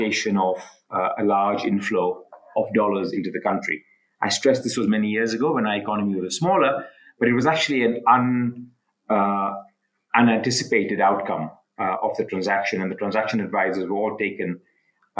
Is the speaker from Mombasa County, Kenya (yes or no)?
yes; Mombasa, Mombasa County, Kenya; also born or lived in United Kingdom / London; I'm Kenyan, of South Asian descent. My family moved to Kenya about 125 years ago from India on my father's side and from Pakistan on my mother's side. My father was also a lawyer. I was brought up in Mombasa, which is a coastal city